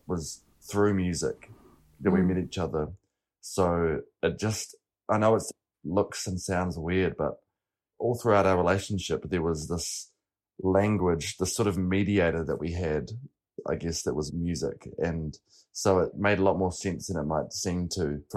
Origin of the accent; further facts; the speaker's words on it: Lyttelton, Canterbury, New Zealand; growing up in Littleton